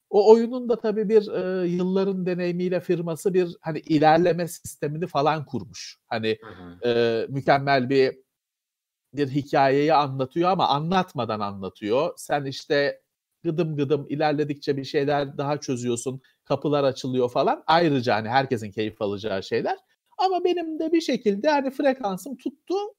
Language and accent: Turkish; Istanbul, Turkey; ben Bakırköylüyüm.